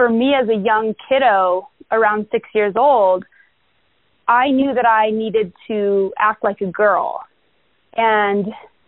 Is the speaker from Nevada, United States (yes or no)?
no; Englewood, Colorado, United States; I grew up in Englewood, Colorado